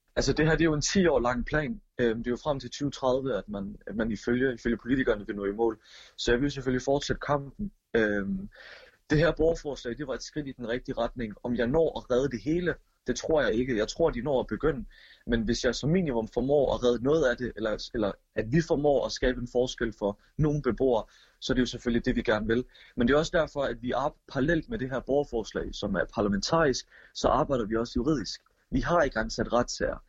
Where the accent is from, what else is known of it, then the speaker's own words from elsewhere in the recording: Odense, Southern Denmark, Denmark; Jeg er jo som sagt født og opvokset i Voldsmose